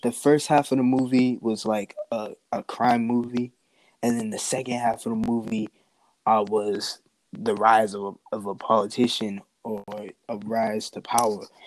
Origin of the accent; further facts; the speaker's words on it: United States; also born or lived in New York City, United States; now in Boston, United States; I was born in New York, raised in both um, New York and Boston